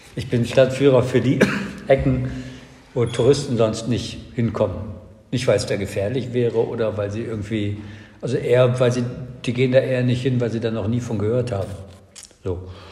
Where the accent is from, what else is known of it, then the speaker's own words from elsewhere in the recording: Cologne, North Rhine-Westphalia, Germany; in meiner Heimatstadt Köln